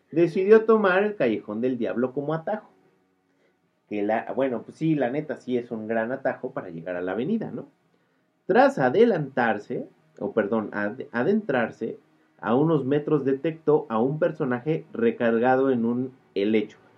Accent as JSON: {"language": "Spanish", "region": "Mexico City", "country": "Mexico", "tie": "born or raised there"}